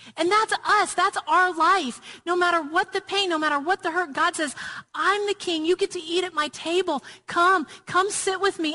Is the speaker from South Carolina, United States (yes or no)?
no; Murfreesboro, Tennessee, United States; I grew up in Murfreesboro, Tennessee